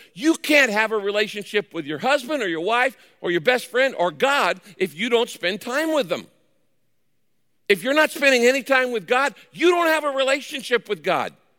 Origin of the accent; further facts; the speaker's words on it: Northern California, United States; I grew up in Northern California in the wine country.